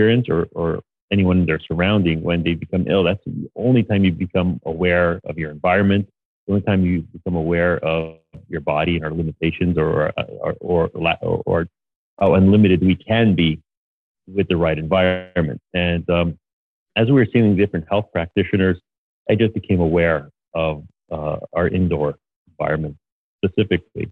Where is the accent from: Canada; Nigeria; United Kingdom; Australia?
Canada; Montreal, Quebec; moved away; I'm from Montreal, but my factory is still in Montreal